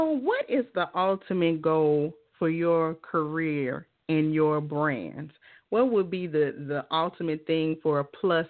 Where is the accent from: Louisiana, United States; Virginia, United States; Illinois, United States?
Louisiana, United States; we're both from Louisiana